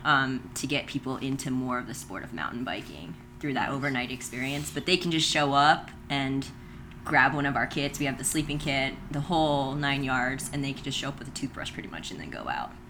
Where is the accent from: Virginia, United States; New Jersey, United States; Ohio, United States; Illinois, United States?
Virginia, United States; moved away as an adult; also born or lived in Utah / Idaho; now in Monticello, United States; up in Virginia originally.